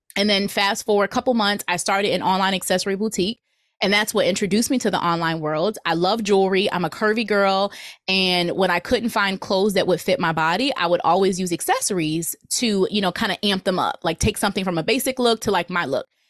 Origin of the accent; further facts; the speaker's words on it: New Jersey, United States; moved away; also born or lived in Virginia; I'm from New Jersey